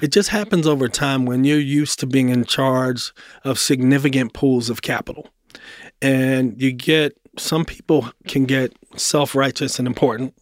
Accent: Baltimore, Maryland, United States; moved away as an adult; also born or lived in Atlanta; now in Nashville, United States; I grew up in Baltimore. Um, Baltimore, born and raised

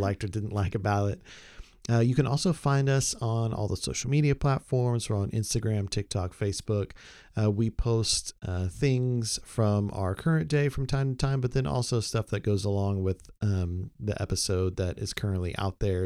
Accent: Oklahoma, United States; moved away; also born or lived in Texas; growing up in Oklahoma, living a long time in Texas

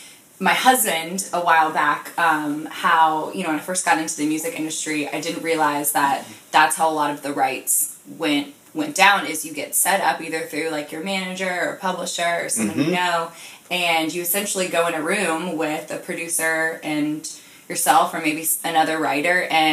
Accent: Florida, United States; also born or lived in Sarasota / Orlando; Well, I moved around a lot as a kid, just for my parents' jobs, but I went to middle school and high school and college all in Florida.

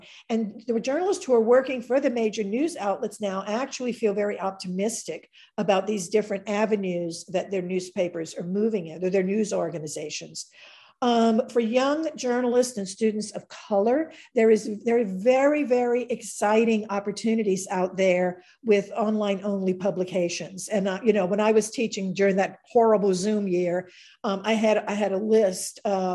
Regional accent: White Castle, Louisiana, United States; moved away; also born or lived in Richmond; I'm a Cajun. I was born and raised in a little town called White Castle, Louisiana

